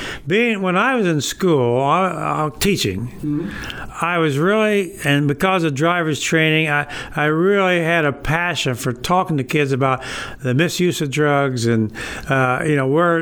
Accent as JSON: {"language": "English", "town": "Berne", "region": "Indiana", "country": "United States", "tie": "born or raised there", "moved": "as an adult", "lives_now": "Kendallville, United States", "said": "I'm born and raised in Bern"}